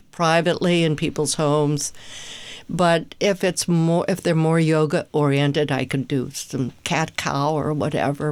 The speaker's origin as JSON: {"language": "English", "town": "Pittsburgh", "region": "Pennsylvania", "country": "United States", "tie": "born or raised there", "also_born_or_lived": "Philadelphia", "moved": "yes", "said": "growing up in Pittsburgh, then moving to Philly"}